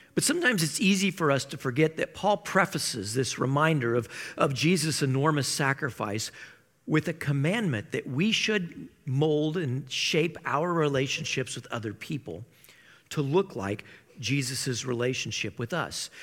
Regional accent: Iowa, United States; I grew up in Iowa

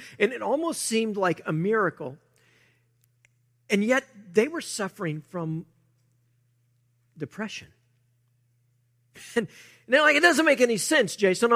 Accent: United States; we, as American Christians

